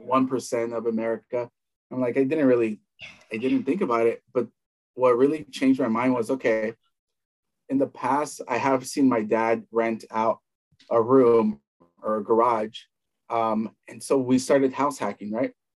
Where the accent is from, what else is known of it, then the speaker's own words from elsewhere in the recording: Southern California, United States; also born or lived in El Salvador; I grew up in the United States, uh, between mostly in, in, California, northern for a few years, and mostly in Southern California